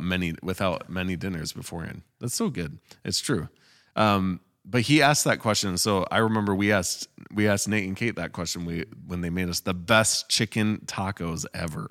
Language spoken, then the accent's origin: English; Michigan, United States; moved away as an adult; also born or lived in Utah; when we moved to Michigan, um, we came from U, we, well, I grew up here, but we moved from Utah to Michigan